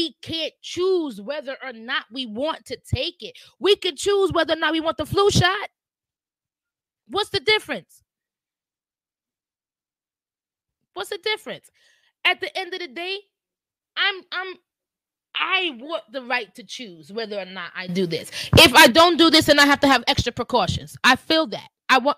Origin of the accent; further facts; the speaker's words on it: New York City, New York, United States; I'm a New Yorker